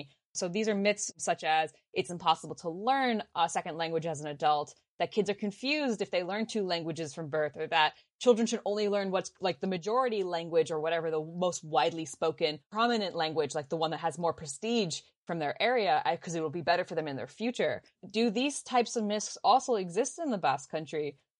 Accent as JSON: {"language": "English", "region": "East Coast of the US", "country": "United States", "tie": "born or raised there", "also_born_or_lived": "Los Angeles, California", "first_language": "Finnish", "said": "So I was raised, well, I was born in Los Angeles. And so I went to daycare and nursery school there and later on moved to the East Coast of the US. My mom is from Finland."}